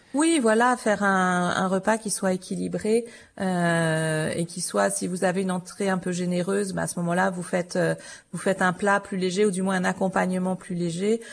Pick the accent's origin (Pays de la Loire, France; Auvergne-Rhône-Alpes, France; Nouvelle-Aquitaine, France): Auvergne-Rhône-Alpes, France; je suis originaire d'Auvergne